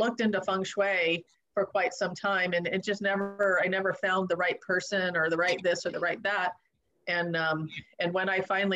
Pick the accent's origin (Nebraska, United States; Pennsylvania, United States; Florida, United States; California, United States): California, United States; Southern; moved away; also born or lived in East Coast; I grew up in Southern California, and then I moved to the East Coast